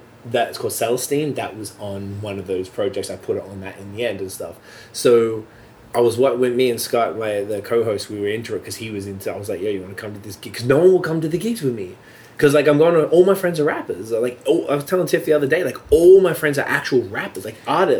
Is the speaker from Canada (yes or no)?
yes; Canada; I am very Canadian and I feel it. And I always did.